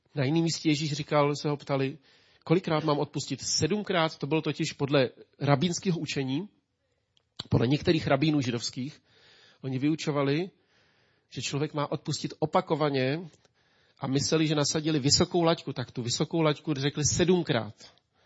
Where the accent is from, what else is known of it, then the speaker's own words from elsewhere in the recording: Czechia; also born or lived in Ústí nad Labem; jako Čech